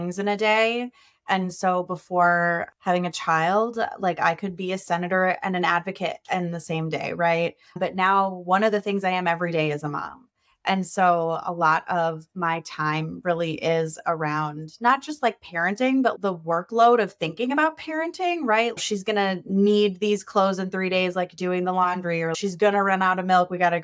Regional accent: Minnesota, United States; I am a Minnesotan.

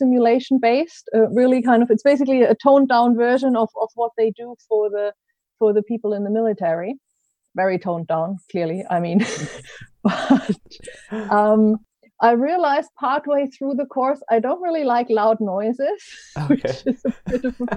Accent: Germany; English is a second language; moved away as an adult; also born or lived in Switzerland / Ecuador / Japan / United States; now in United Kingdom; I grew up in Germany, in case you're trying to place my best of accent.

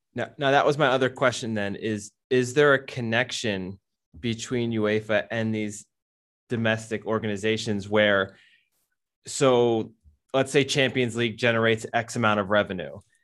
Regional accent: United States; As Americans

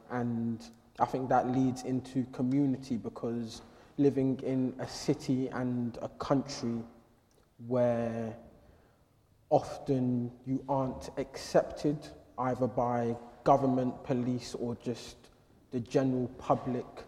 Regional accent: London, United Kingdom; growing up in London

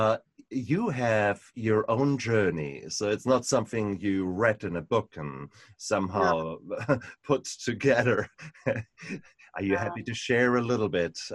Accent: Germany; English is a second language; moved away as an adult; now in United Kingdom; whilst I lived in my home country, Germany, for the first quarter of a century, I then emigrated to the UK

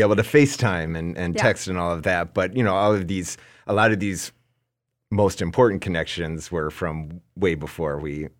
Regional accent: Minnesota, United States; now in New York, United States; So even though I'm like New Yorker and all of that, like, you know very well, I'm a Minnesota boy through and through.

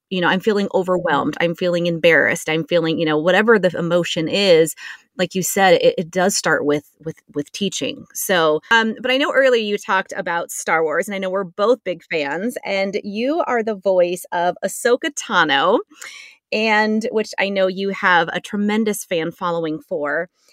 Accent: San Diego, California, United States; growing up in San Diego

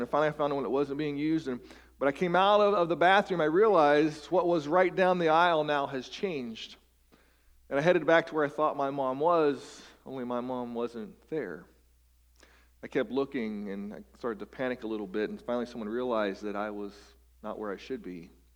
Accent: West Virginia, United States; I grew up in West Virginia

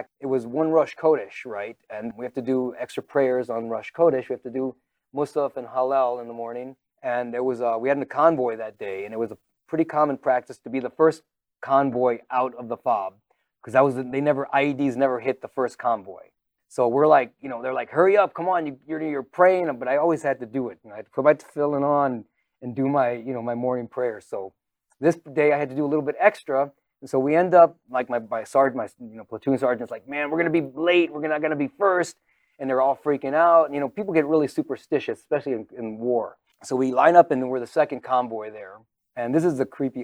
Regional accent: San Antonio, Texas, United States; now in Poway, United States; when I was growing up in San Antonio

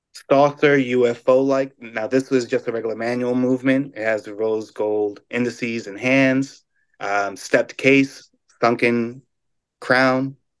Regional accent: New York, United States; I'm a New Yorker

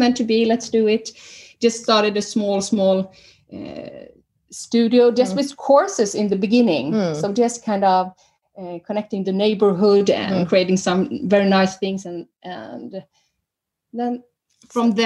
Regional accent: Sweden; moved away as an adult; now in Norway; I'm original from Sweden

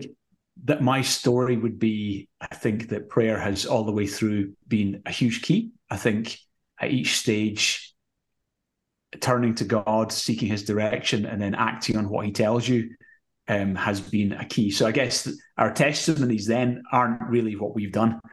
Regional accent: Glasgow, Scotland, United Kingdom; now in Edinburgh, United Kingdom; Grew up in Glasgow, became a Christian when I was 15. Moved to Edinburgh when I was 21

